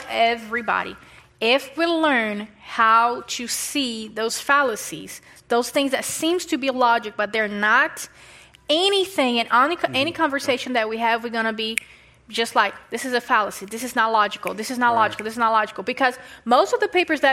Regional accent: Brazil; English is a second language; moved away; I'm not from here. I'm from Brazil

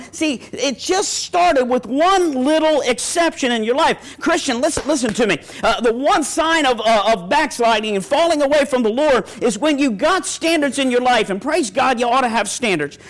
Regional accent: Ravens country, Maryland, United States; I'm from Ravens country.

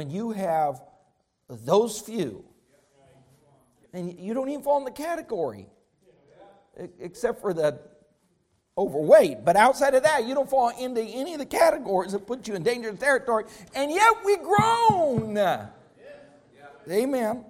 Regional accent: Colorado, United States; I grew up in Colorado

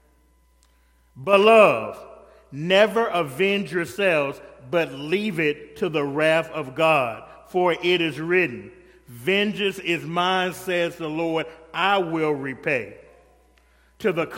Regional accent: the South, United States; I'm from the South

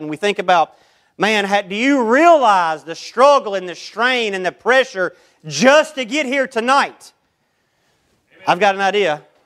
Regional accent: United States; I'm born an American.

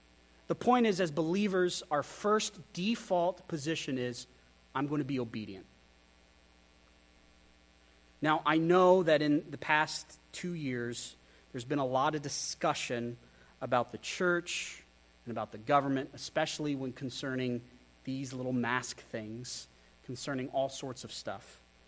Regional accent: Wyoming, United States; also born or lived in Texas / Idaho; I grew up in Wyoming. I grew up in Texas. I grew up in Idaho.

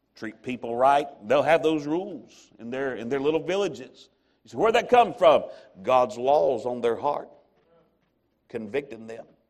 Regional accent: American South, United States; I'm an American or I'm Southern

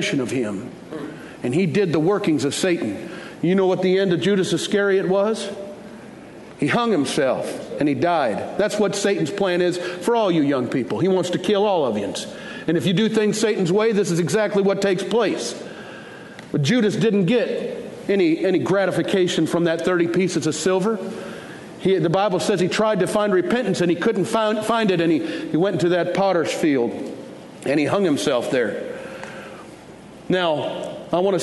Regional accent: Detroit, Michigan, United States; now in Fort Worth, United States; I grew up in Detroit

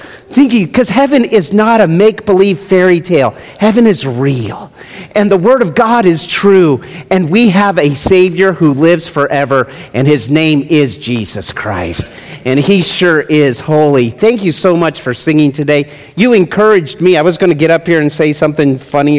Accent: United States; also born or lived in Summerlin, Nevada; We are Americans

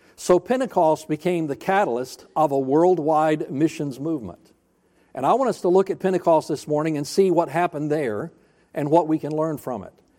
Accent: Florida, United States; also born or lived in North Alabama; I grew up, I was born in Alabama, North Alabama. I'm a hillbilly by birth. We moved to Florida when I was seven years old, and I became a redneck

